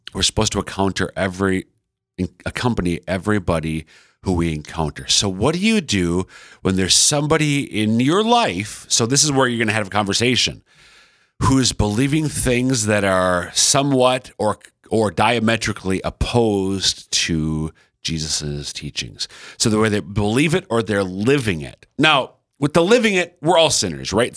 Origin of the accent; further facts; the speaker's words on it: Central Minnesota, United States; now in Sioux Falls, United States; I'm from Central Minnesota, but all five of our kids are born and raised in sunny Sioux Falls, South Dakota.